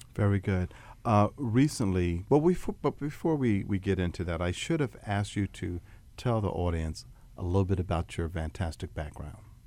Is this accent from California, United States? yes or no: no; Atlantic City, New Jersey, United States; I'm from Atlantic City